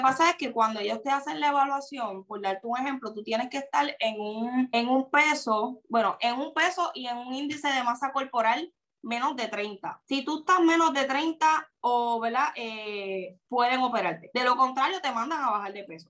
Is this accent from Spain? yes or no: no; Puerto Rico; soy de Puerto Rico.